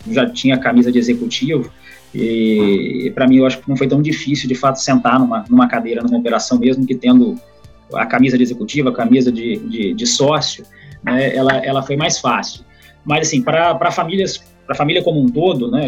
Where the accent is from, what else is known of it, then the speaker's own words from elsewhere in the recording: Vitória, Espírito Santo, Brazil; also born or lived in São Paulo; Sou capixaba, nasci em Vitória, tenho 38 anos